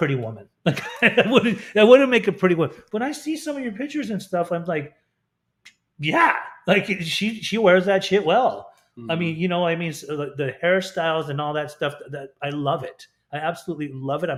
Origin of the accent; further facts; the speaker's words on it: Salt Lake City, Utah, United States; moved away; I was raised in Salt Lake City, Utah